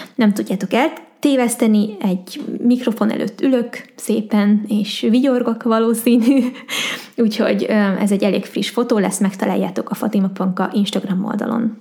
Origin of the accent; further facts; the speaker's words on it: Hungary; magyar vagyok, Magyarországon élek